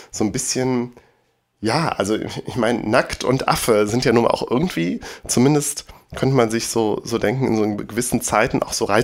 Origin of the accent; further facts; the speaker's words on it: Bergisch Gladbach, North Rhine-Westphalia, Germany; damals in der Stadtbücherei Bergisch Gladbach in meiner Heimatstadt